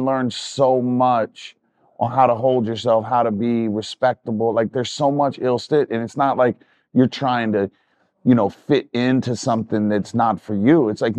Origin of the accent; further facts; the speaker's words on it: Virginia Beach, Virginia, United States; also born or lived in North Carolina / New York; now in Los Angeles, United States; I grew up in Virginia Beach in North Carolina.